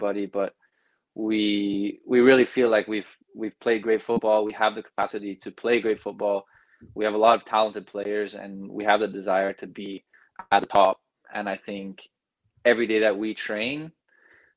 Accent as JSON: {"language": "English", "country": "Belgium", "tie": "born or raised there", "also_born_or_lived": "United States", "moved": "as an adult", "lives_now": "Canada", "said": "I was born in the States, grew up there till I was about 8, and then I moved to Belgium, grew up there, moved to Canada for university"}